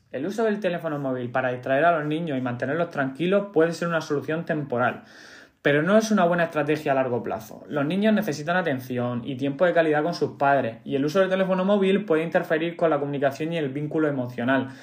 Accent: Cartagena, Region of Murcia, Spain; yo soy de Cartagena

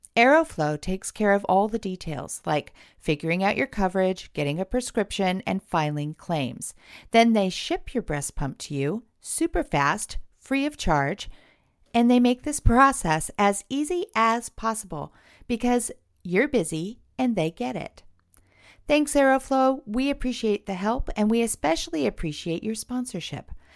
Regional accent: California, United States; now in Portland, United States; I am actually from California

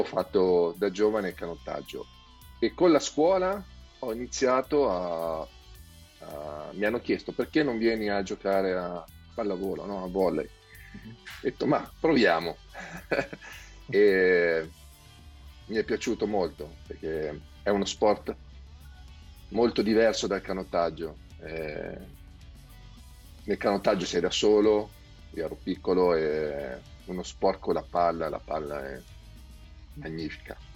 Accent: Sabaudia, Lazio, Italy

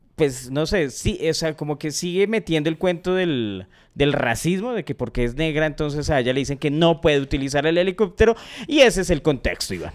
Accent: Colombia; uno como colombiano

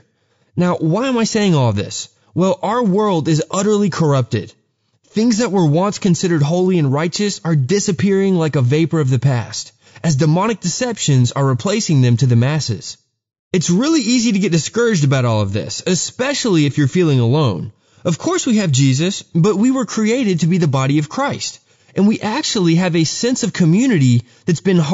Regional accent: Texas, United States; I grew up in Texas

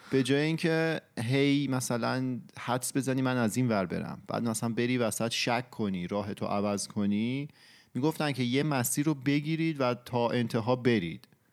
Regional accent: Iran; ماهایی که تو ایران بزرگ شدیم

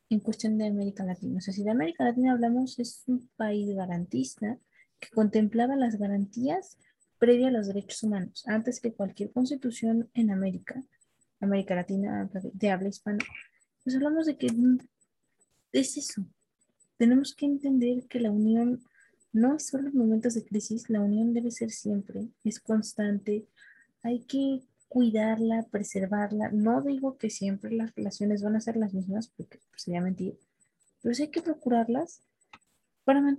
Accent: Mexico; es porque soy una ciudadana mexicana.

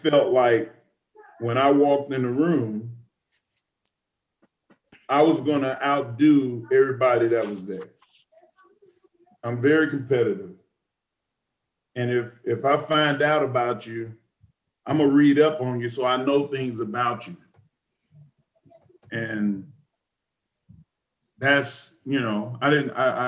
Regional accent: Texas, United States; I'm a Texan

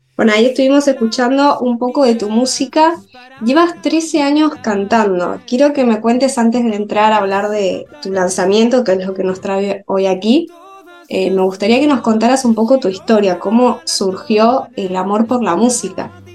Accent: Granada, Andalusia, Spain; moved away as an adult; also born or lived in Madrid; now in Argentina; yo soy española de Granada

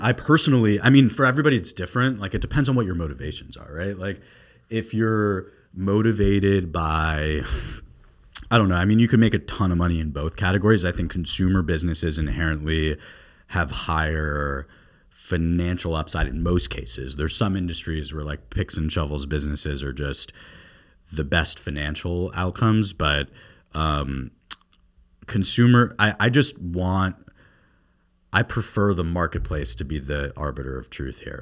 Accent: South Florida, United States; moved away as an adult; also born or lived in New York; I'm from South Florida. And when I was growing up down here

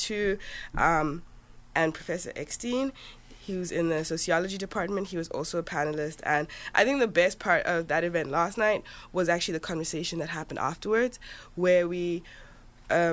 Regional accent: Johannesburg, Gauteng, South Africa; moved away as an adult; now in United States; So I'm from Johannesburg, South Africa, actually. That's where I grew up.

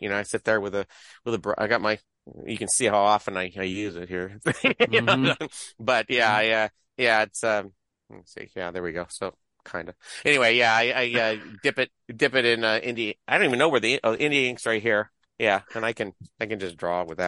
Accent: Poway, California, United States; moved away; I grew up in Poway, which is a little town in San Diego

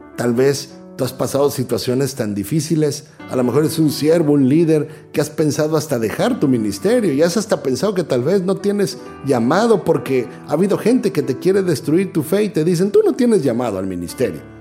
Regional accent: Mexico; moved away; soy mexicano

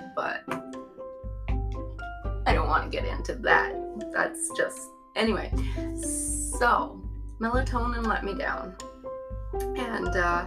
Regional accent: Newfoundland and Labrador, Canada; I grew up in Newfoundland.

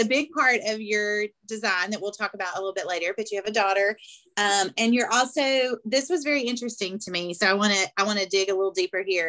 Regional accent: Arkansas, United States; accent: thick southern; moved away; my accent is thick obviously um, but when i go to arkansas it does change it goes back

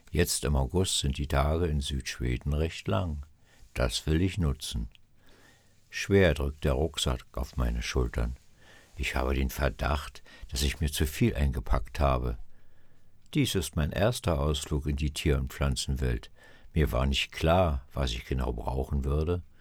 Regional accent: Berlin, Germany; Ich bin ein Stadtjunge, aufgewachsen in den Hinterhöfen Berlins.

